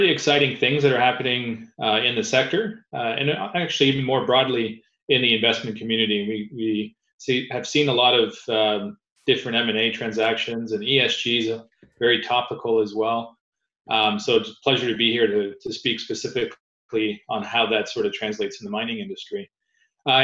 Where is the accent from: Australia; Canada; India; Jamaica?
Canada; As a Canadian